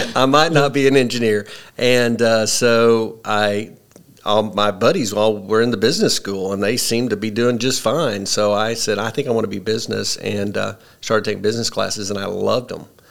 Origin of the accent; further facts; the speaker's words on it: Paragould, Arkansas, United States; also born or lived in Illinois / Piggott, Arkansas; I grew up in Paragould. I'm a I'm a Paragould Bulldog, class of 81